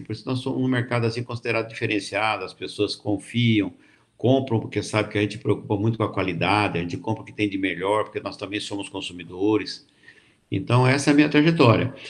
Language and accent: Portuguese; Jundiaí, São Paulo, Brazil; also born or lived in Colômbia, Barretos / Mato Grosso; eu sou da região de Barretos, nasci em Colômbia, né? Que é um distrito de Barretos, mas saí de lá muito menino e vim morar aqui com a minha avó com 10, 12 anos para estudar aqui em Jundiaí